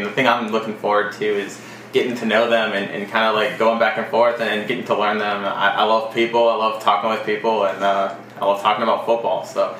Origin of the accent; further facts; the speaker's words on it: Houston, Texas, United States; moved away as an adult; now in Tuscaloosa, United States; I'm originally from Houston, Texas, but I went to college at Alabama. Graduated in 2012.